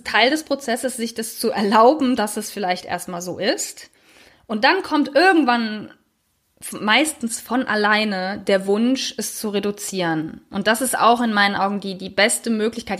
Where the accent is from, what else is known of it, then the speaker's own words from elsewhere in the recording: Germany; wir als Deutsche